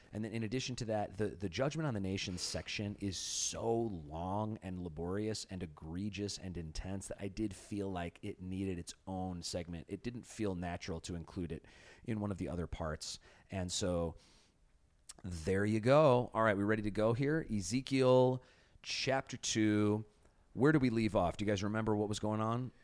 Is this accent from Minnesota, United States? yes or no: no; Chicago, Illinois, United States; moved away; I grew up in Chicago.